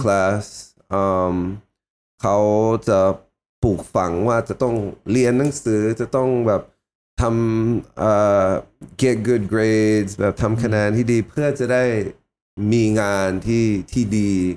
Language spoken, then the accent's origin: Thai; United States; moved away; เป็น first generation ที่ที่เกิดที่อเมริกาตัวผมนะครับ